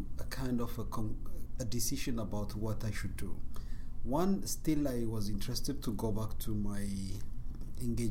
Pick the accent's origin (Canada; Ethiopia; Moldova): Ethiopia; Bahir Dar, Amhara; I grew up in Bahardar.